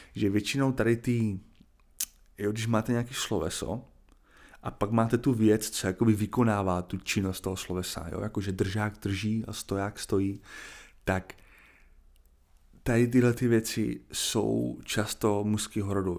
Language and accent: Czech; Czechia; já mám dvě možnosti jako Čech